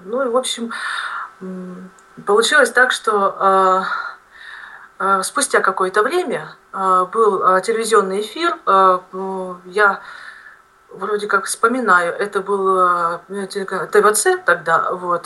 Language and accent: Russian; Siberia, Tyumen Oblast, Russia; moved away as an adult; also born or lived in Moscow; now in Kursk, Russia; сама я родом из Сибири, это Тюменская область